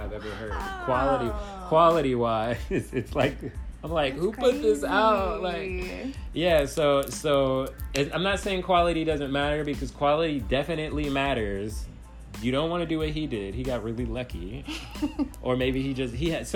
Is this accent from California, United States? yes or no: yes; Los Angeles, California, United States; I grew up in Los Angeles